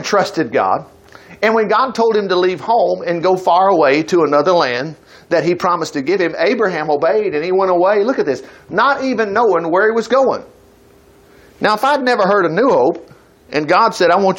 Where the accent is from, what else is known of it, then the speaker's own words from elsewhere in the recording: Huntsville, United States; I grew up in Huntsville.